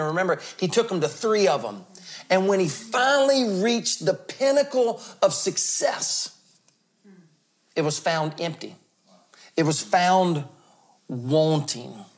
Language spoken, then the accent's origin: English; the South, United States; I'm from the South